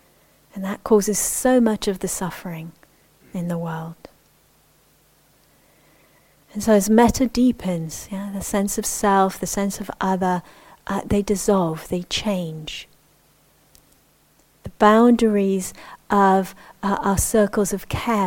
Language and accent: English; Israel; I mentioned I grew up in the Middle East. I grew up in Israel, and I'm a Jewish Israeli.